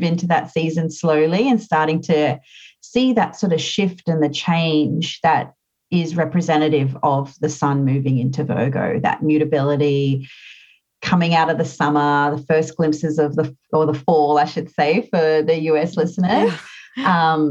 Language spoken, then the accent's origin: English; Australia; I'm an Australian.